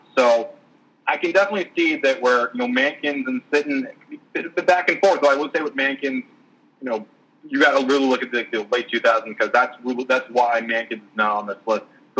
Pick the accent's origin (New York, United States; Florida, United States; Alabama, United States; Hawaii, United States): New York, United States; I'm from New York.